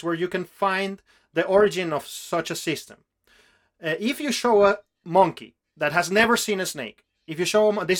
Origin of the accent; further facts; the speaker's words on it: Venezuela; English is a second language; I come from Venezuela, which is a country that has a very rich ancient culture still active there